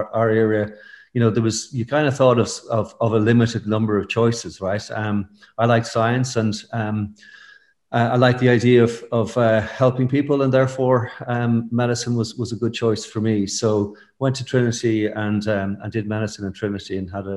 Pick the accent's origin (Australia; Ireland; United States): Ireland; Stamullen, County Meath; moved away as an adult; also born or lived in Fontainebleau / Geneva; I'm from the country. I grew up in County Meath, in a place called Stamullen